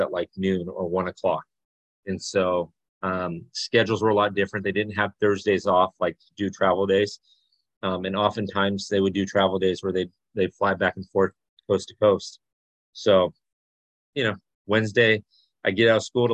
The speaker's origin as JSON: {"language": "English", "area": "Orange County", "region": "California", "country": "United States", "tie": "born or raised there", "said": "I grew up in Orange County, but I grew up a Dodger fan in Orange County"}